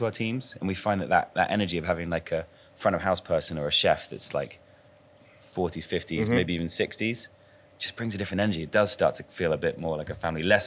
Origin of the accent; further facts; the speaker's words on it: England, United Kingdom; we're proudest of being English